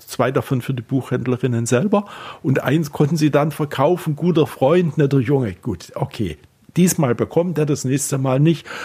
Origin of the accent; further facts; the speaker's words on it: Klingenthal, Saxony, Germany; now in Berlin, Germany; in meiner Heimatstadt Klingenthal